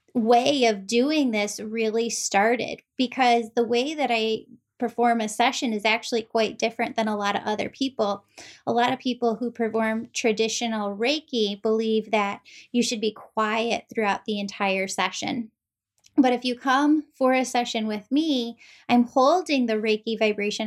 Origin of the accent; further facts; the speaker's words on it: Chicago, Illinois, United States; also born or lived in Wheaton, Illinois / Glen Ellyn, Illinois; I'm from Chicagoland, we live in Wheaton, Glen Ellen